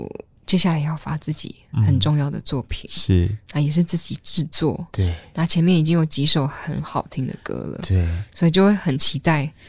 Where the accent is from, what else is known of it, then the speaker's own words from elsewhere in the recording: Chiayi, Taiwan; now in Taipei, Taiwan; 因为我我是嘉义人嘛，然后上来台北工作，